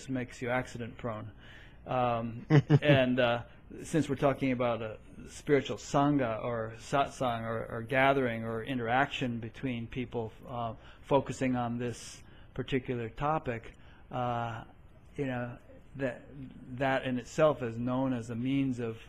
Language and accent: English; Connecticut, United States; I grew up in Connecticut, you know, not too far from New York City.